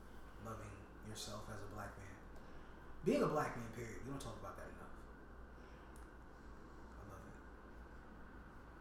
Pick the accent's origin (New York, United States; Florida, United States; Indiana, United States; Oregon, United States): New York, United States; New York City; I'm from Queens